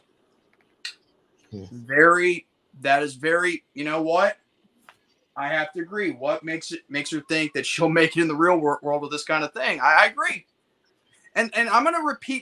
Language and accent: English; United States; as an American